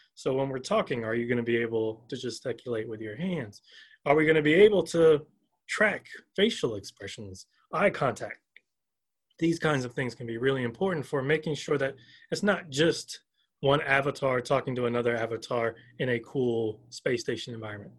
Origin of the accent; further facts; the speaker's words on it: Augusta, Georgia, United States; now in Urbana, United States; I'm originally from Augusta, Georgia